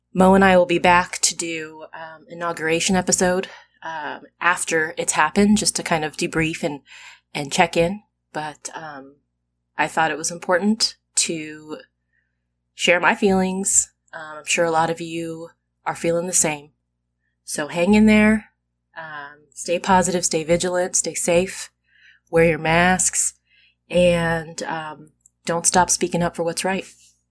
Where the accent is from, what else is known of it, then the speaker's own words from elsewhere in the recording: United States; I'm an American. I'm a very proud American